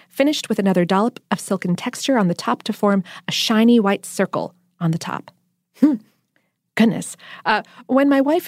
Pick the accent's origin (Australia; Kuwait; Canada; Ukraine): Australia; a beverage that I believe originated from my home country of Australia.